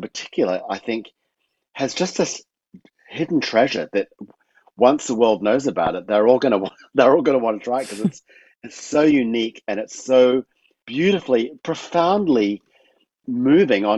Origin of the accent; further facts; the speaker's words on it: Fiji; I grew up in Fiji, and when I was a kid, there was no diabetes that I remember at all.